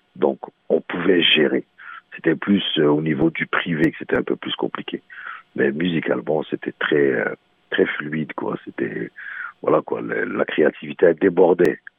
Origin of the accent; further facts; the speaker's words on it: Montreal, Quebec, Canada; also born or lived in Morocco; je suis un vrai Montréalais.